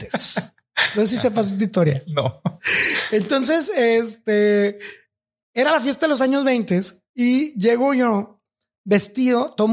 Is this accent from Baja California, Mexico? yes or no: no; Ciudad Obregón, Sonora, Mexico; also born or lived in Sahuaripa / Mexico City; yo crecí en, bueno, nací en Ciudad Obregón. Eh, después mis papás vivían en un trabajo de misioneros evangélicos en, en la Sierra de Sonora, que era Zaguaripa y eh, después nos fuimos a Ciudad de México.